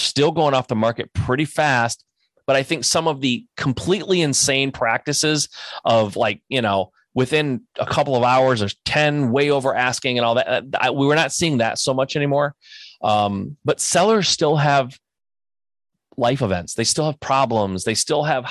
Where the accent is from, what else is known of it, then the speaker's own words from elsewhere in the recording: Michigan, United States; I'm from Michigan. I know the Detroit area.